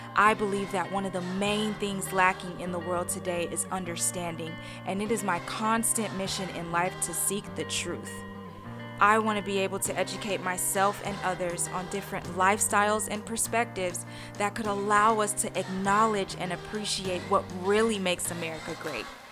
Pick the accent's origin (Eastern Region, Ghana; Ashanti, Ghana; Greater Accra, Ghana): Greater Accra, Ghana; Accra; moved away; also born or lived in Houston, Texas; I was born in Houston, Texas, raised in Accra, Ghana.